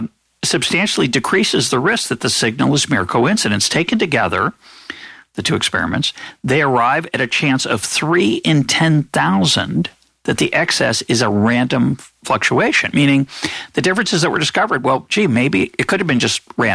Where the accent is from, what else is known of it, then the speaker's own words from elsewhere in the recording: United States; as an American